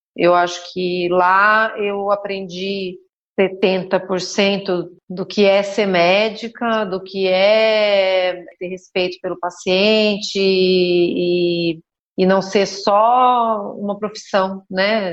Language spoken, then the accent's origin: Portuguese; São Roque, São Paulo, Brazil; also born or lived in Sorocaba; Eu nasci em São Paulo, e minha mãe é professora, meu pai era professor também, meu pai teve muitas atividades, mas na época era professor também. E com quatro anos de idade, depois de morar em São Paulo, eu vim para São Roque